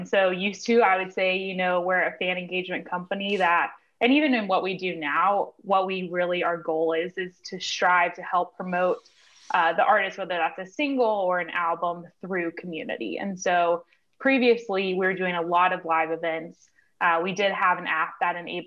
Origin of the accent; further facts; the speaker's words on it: Nashville, Tennessee, United States; I grew up in Nashville